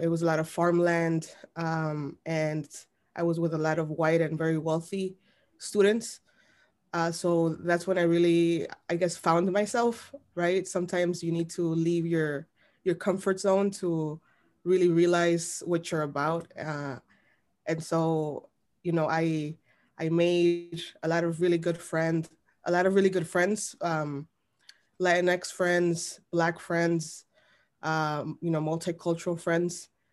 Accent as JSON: {"language": "English", "town": "Chicago", "region": "Illinois", "country": "United States", "tie": "born or raised there", "said": "I was born and raised in Little Village"}